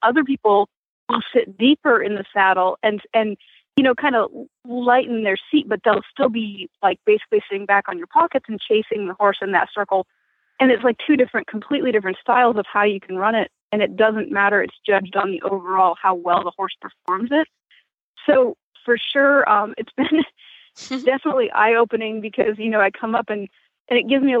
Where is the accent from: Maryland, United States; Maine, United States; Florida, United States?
Maine, United States; moved away; I grew up in Maine